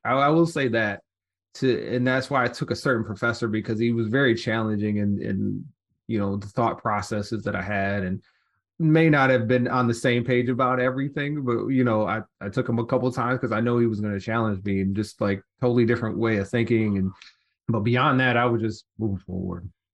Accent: Detroit, Michigan, United States; also born or lived in Southfield; I was born in Detroit, actually grew up on the east side

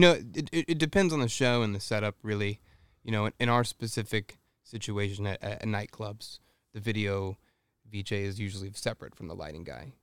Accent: Texas, United States; I grew up in Texas and my mom played the piano in the church

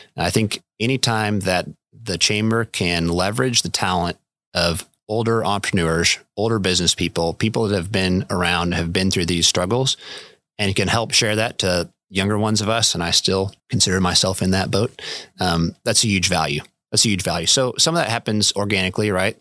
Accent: Manhattan, Kansas, United States; I was born and raised in Manhattan. My parents met at K State and stayed

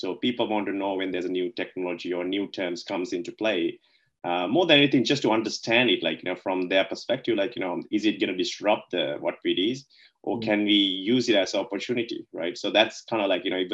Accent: Sri Lanka; moved away as an adult; now in Melbourne, Australia; I was born in Sri Lanka, right? So I moved here to Melbourne back in early 2007 to do the university

